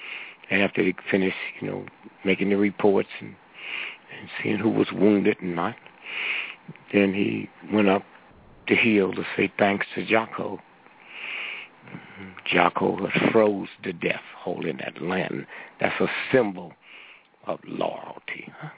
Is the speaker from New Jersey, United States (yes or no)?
no; St. Louis, Missouri, United States; moved away; Every time I go to my hometown, I sit my watch back 3 hours.